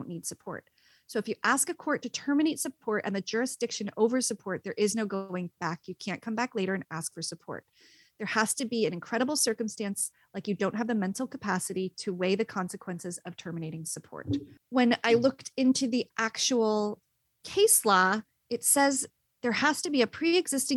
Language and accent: English; Princeton, New Jersey, United States; my hometown of Princeton, New Jersey